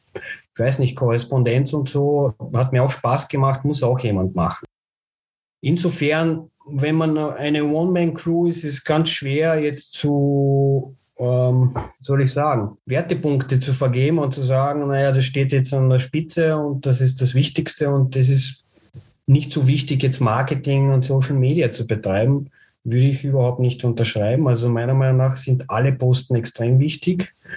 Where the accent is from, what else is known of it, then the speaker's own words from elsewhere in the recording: Bulgaria; moved away; ich bin gebürtiger Bulgar und daher auch mein Bezug zu Sofia